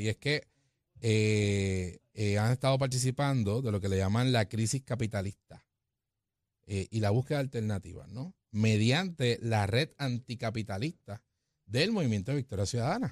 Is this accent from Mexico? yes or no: no; Puerto Rico; Como puertorriqueños